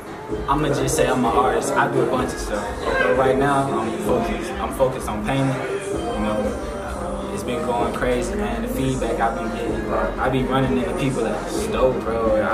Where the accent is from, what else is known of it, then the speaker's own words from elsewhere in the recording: Atlanta, Georgia, United States; Southside, not just in the city, though.